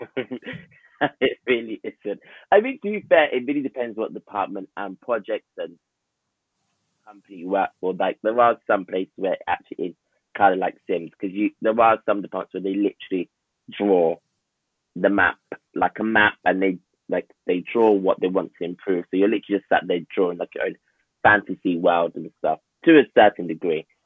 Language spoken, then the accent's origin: English; Enfield, London, United Kingdom; I'm from Enfield, North London